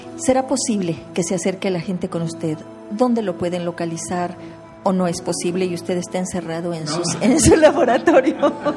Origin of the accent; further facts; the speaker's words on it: Querétaro, Mexico; yo soy queretana